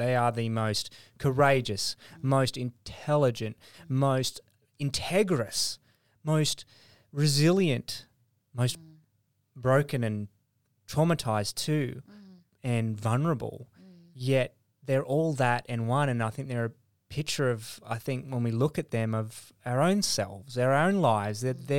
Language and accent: English; Indonesia; born there; also born or lived in West Papua; I was born in Indonesia. Mm. My parents were missionaries in Indonesia and also in West Papua, which is the Indonesian side of New Guinea, Irian Jaya at the time.